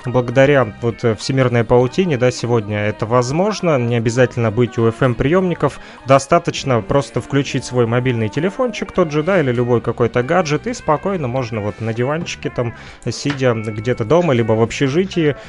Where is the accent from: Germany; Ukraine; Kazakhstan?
Ukraine; Kirovsk, Luhansk Oblast